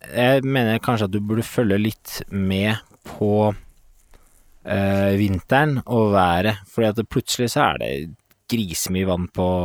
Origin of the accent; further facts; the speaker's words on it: Sweden; Norwegian is a second language; now in Denmark; Jeg er svensk som bor i Danmark.